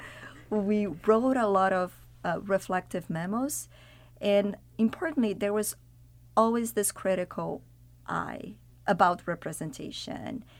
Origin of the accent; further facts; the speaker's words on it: Brazil; moved away; I'm from Brazil originally. I'm from Latin America